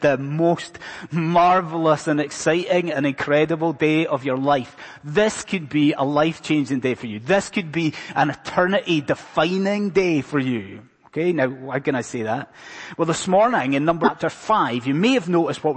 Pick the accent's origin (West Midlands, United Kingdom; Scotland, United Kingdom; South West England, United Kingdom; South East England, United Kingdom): Scotland, United Kingdom; being a Scotsman, not an Irishman